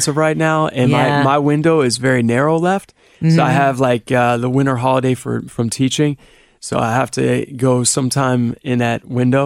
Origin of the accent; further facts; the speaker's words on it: Cleveland, Ohio, United States; now in Cincinnati, United States; I grew up in Cleveland.